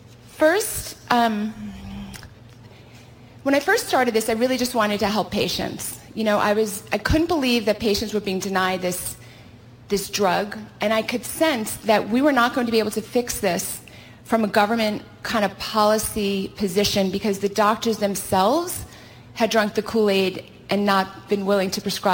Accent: California, United States; I hail from California

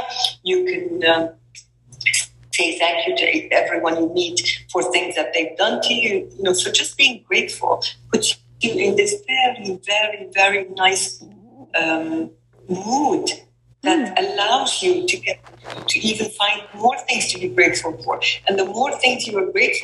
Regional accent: Kuwait; I am from Kuwait, and I'm a mother of four amazing girls.

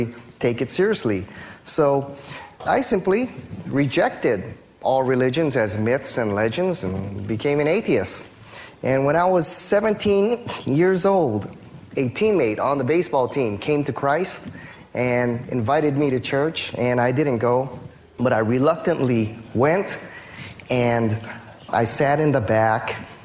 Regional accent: Hawaii, United States; I grew up here in Hawaii

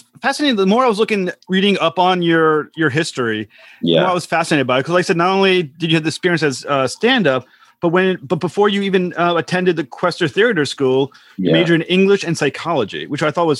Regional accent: Rhode Island, United States; I'm from Rhode Island in the United States.

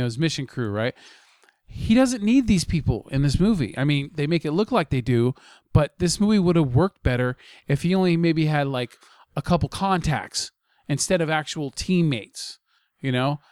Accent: United States; as an American

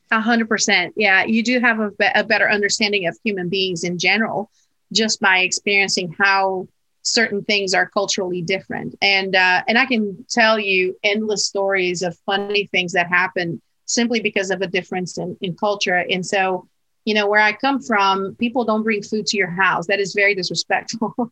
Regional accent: Portugal; moved away; I was raised in Portugal in Portugal

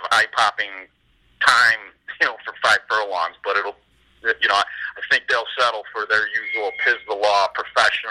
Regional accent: Rochester, New York, United States; moved away; my hometown team

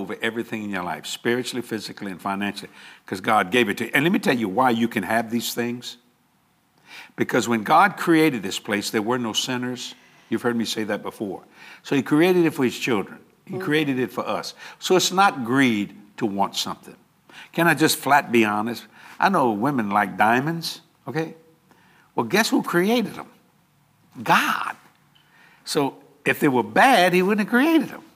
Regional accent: Cajun, Louisiana, United States; accent: Cajun; I'm Cajun to the core

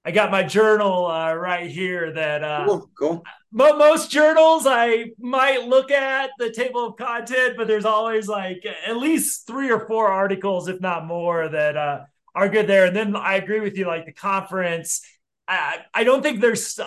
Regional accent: Denver, Colorado, United States; my hometown of Denver

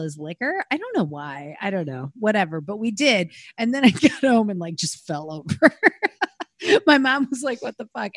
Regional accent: Rockford, Illinois, United States; I'm from Rockford, Illinois

